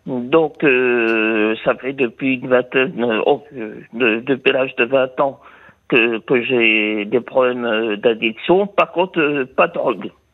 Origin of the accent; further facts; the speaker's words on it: Vire, Normandy, France; je suis né à Vire, de pays de Michel Drucker.